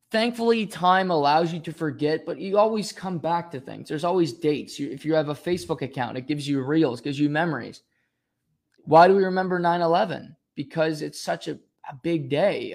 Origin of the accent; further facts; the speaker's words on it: Canada; also born or lived in Rexton, New Brunswick; we're Canadian